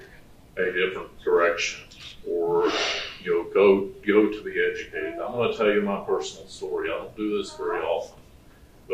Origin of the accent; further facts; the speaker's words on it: Virginia, United States; moved away as an adult; I grew up in Virginia on the East Coast of the country